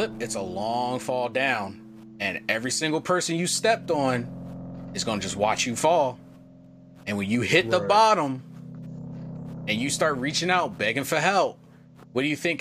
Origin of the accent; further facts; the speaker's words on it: United States; also born or lived in Japan; I'm American